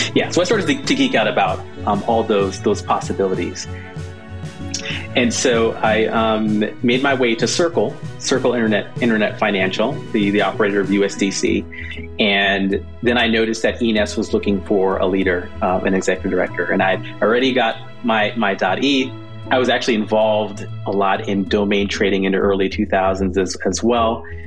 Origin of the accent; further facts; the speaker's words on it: Southern California, United States; also born or lived in Jamaica / Michigan; So, so from Jamaica, we moved to Michigan, Michigan to Southern California. That's kind of where uh, where I where I grew up